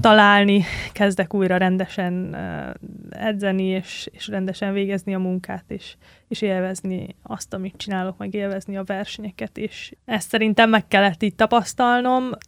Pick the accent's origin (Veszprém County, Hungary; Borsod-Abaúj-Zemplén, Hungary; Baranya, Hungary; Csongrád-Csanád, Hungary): Veszprém County, Hungary; Tihany; Tihanyba jártam általános iskolába